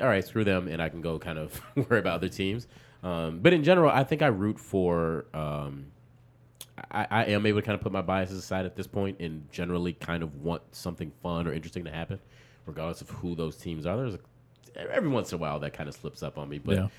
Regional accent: Chicago, Illinois, United States; As the Chicagoan in the room, I might be Team LeBron now.

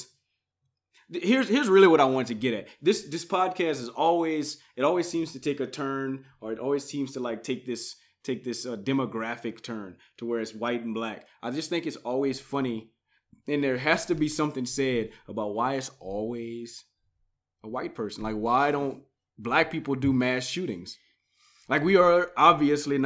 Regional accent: Louisiana, United States; moved away as an adult; also born or lived in Acadiana, Louisiana; now in Colorado, United States; I'm not a native. I'm from Louisiana. I've only been here for a year

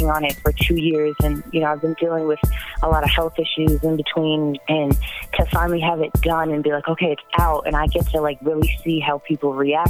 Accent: Ludlow, Massachusetts, United States; now in Las Vegas, United States; I grew up there with my mom's side

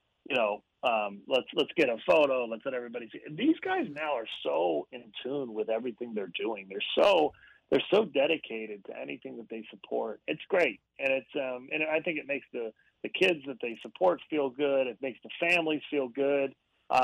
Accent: Central Pennsylvania, United States; growing up in Central Pennsylvania

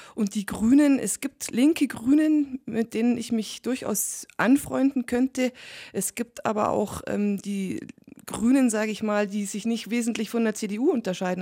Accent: Allgäu, Bavaria, Germany; insbesondere hier im Allgäu und bei uns in Bayern

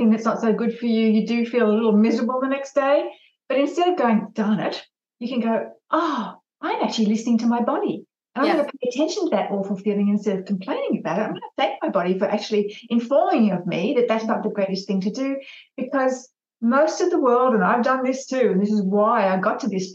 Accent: Australia; I'm an Aussie trooper

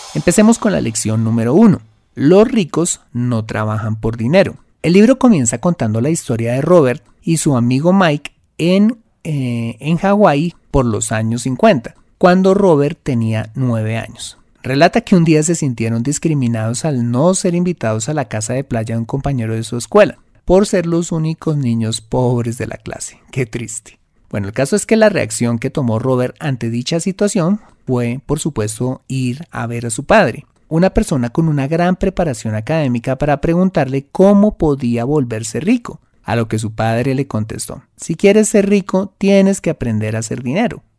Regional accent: Colombia; lo que llamamos en mi país

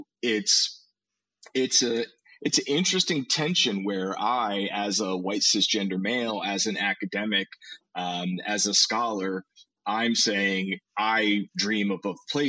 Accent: United States; I was born in the United States, educated in the United States

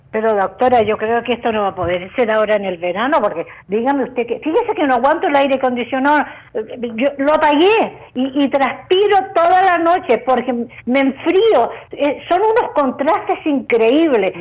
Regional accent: Chile; yo soy chilena

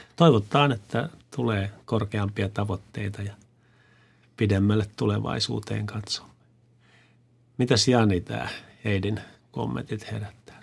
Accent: Kymenlaakso, Finland; me ollaan usein tämmöisiä me kymenlaaksolaiset tai minä kymenlaaksolaisena

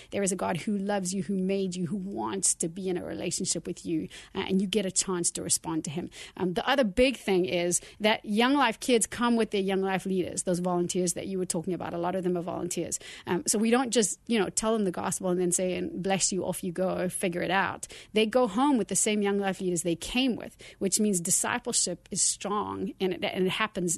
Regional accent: South Africa; moved away as an adult; now in United States; I grew up in South Africa and lived there for the first sort of thirty years of my life

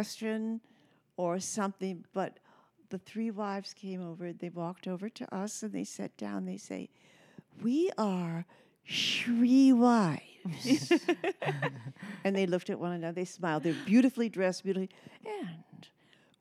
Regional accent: Des Moines, Iowa, United States; moved away as an adult; also born or lived in Dubuque, Iowa / Pennsylvania; growing up in Des Moines, Iowa

